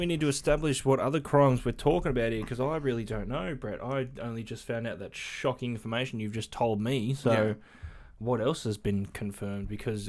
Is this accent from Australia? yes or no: yes; Australia; As Australian